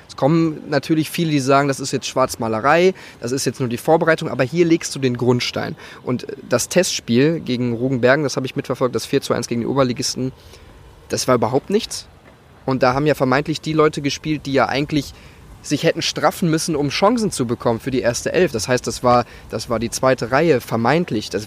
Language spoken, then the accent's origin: German; Gelsenkirchen, North Rhine-Westphalia, Germany; born there; ich komme aus dem Pott, gebürtig, Gelsenkirchen, wunderschöne Gelsenkirchen